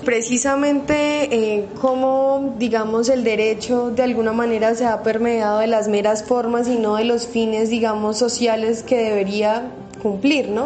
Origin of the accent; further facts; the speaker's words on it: Colombia; como colombianos